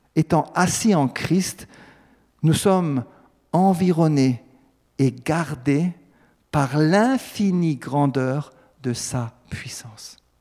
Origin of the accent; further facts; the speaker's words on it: Alsace, Grand Est, France; en tant que bon Alsacien